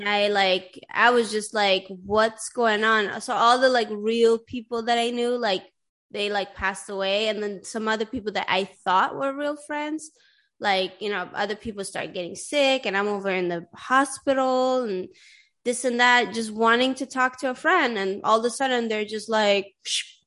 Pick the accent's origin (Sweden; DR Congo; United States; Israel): Sweden; English is a second language; moved away; everybody in Sweden knows how to speak English. Like I started learning English in like the fourth grade or something like